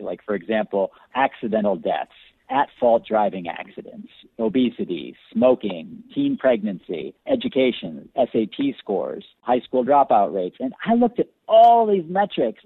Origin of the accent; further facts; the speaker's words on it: Buffalo, New York, United States; also born or lived in Chicago / Bend, Oregon; now in Florida, United States; I grew up in the Buffalo area, and I've also lived in Chicago too. But Buffalo is really my hometown.